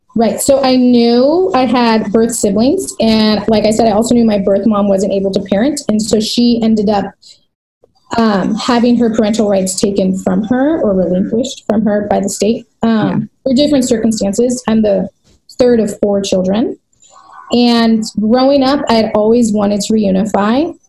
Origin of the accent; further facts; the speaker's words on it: United States; I'm back into my hometown where I live now, and it's very diverse. It's one of the diverse, most diverse cities in America